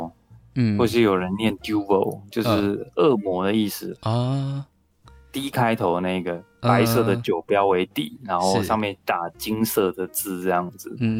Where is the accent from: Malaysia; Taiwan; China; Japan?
Taiwan; 然后我觉得这些可爱的天主教修士，我觉得一定是像我们台湾人说的这种最 key 刚